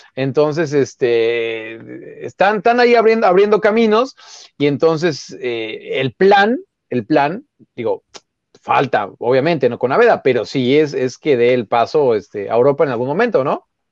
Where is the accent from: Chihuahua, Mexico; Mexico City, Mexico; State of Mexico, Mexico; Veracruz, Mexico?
Mexico City, Mexico; yo soy de Xochimilco